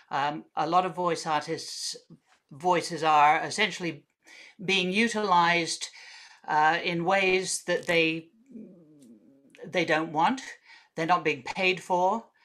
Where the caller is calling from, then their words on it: Sydney, New South Wales, Australia; Thank you very much for being here. I'm coming from Gadigal land.